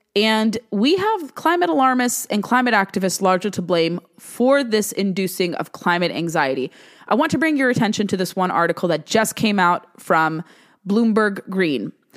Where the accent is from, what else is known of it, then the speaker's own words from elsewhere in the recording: California, United States; the Golden State, my home state